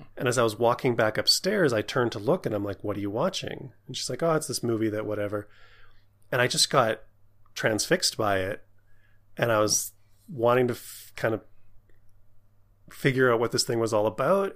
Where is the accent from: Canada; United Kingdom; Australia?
Canada; I'm Canadian